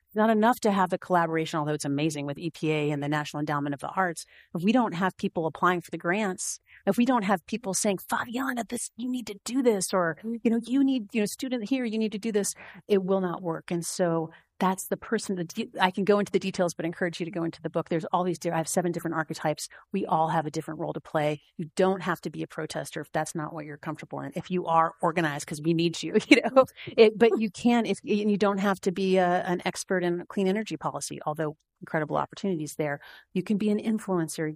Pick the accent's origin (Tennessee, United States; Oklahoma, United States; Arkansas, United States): Tennessee, United States; now in Montana, United States; I'm from Tennessee. I live in Montana.